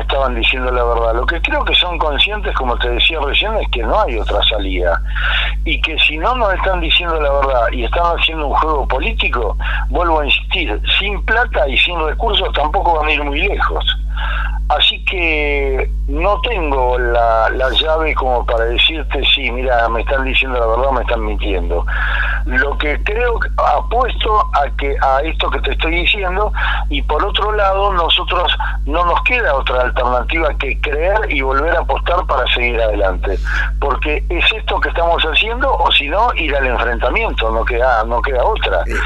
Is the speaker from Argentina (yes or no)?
yes; Argentina